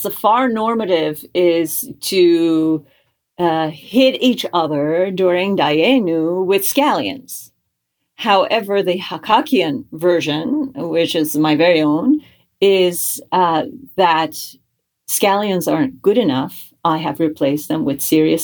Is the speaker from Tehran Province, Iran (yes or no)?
yes; Tehran, Tehran Province, Iran; now in United States; I was born and raised in Tehran, Iran, in a Jewish family. And I emigrated to the United States in 1985